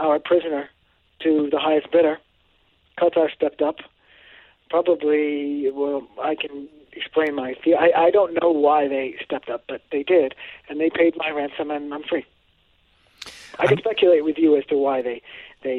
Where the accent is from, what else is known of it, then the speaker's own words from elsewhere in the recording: Cambridge, Massachusetts, United States; also born or lived in Woodstock, Vermont; I grew up in Cambridge, Massachusetts, and Woodstock, Vermont.